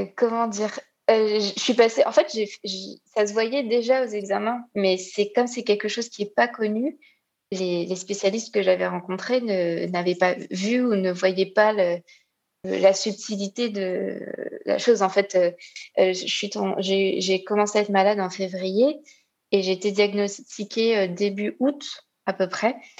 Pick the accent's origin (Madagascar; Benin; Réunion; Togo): Réunion; je viens de l'île de la Réunion